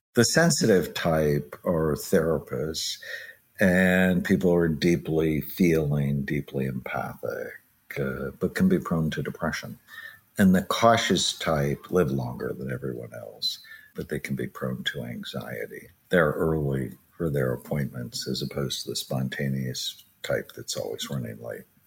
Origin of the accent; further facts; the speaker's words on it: Southern California, United States; I grew up in Southern California